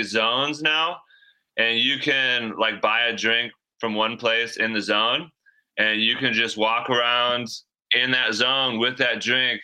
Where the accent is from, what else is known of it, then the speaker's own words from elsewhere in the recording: Michigan, United States; I was born in Michigan and have lived here my whole life